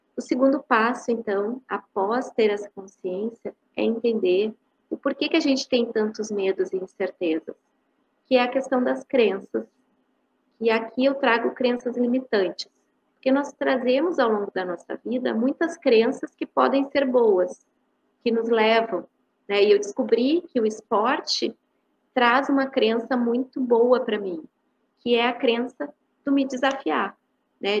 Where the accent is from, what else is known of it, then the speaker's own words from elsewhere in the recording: Porto Alegre, Rio Grande do Sul, Brazil; Eu sou de Porto Alegre, né, Rio Grande do Sul